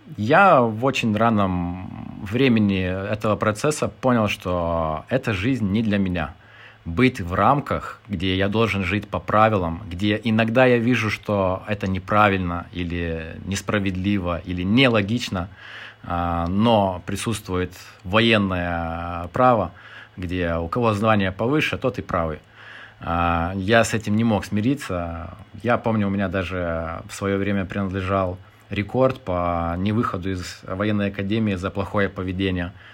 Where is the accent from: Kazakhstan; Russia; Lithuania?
Lithuania; moved away as an adult; also born or lived in United Kingdom / Ukraine; мне 35 лет, я литовец – а, жил немножко в Британии, а, в Украине, а, в Литве.